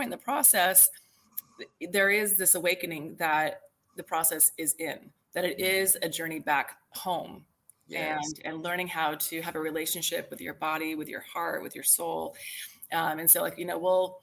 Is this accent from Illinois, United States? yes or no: yes; near Chicago, Illinois, United States; moved away as an adult; now in Texas, United States; I kind of grew up near Chicago as a kid, Midwest kid. But I moved to Texas back in, 2000